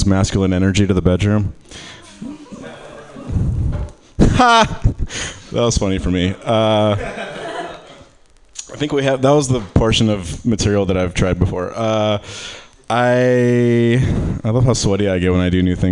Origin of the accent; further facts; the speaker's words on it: Michigan, United States; I'm from Michigan